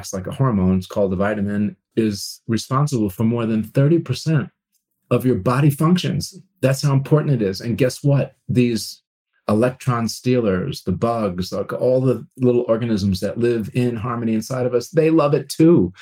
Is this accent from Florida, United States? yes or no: no; Long Island, New York, United States; I grew up on Long Island, New York